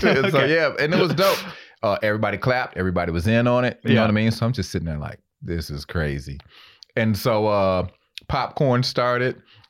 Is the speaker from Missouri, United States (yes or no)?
no; Georgia, United States; I thought maybe they do that in L.A. I'm from Georgia. I'm not going to judge.